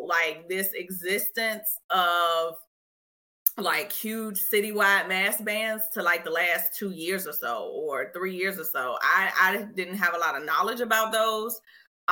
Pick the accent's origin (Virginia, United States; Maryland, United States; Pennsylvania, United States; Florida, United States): Virginia, United States; Richmond; I'm from Richmond. When I was in high school, we ain't had it.